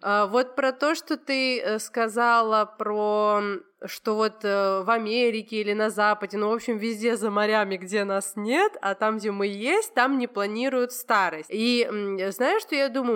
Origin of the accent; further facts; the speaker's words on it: Georgia; так как я из Грузии